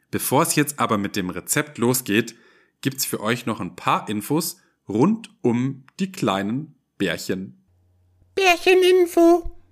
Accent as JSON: {"language": "German", "town": "Ulm", "region": "Baden-Württemberg", "country": "Germany", "said": "Aber tatsächlich komme ich aus dem Ländle, genauer gesagt aus Ulm, aus der Stadt mit dem höchsten Kirchturm der Welt."}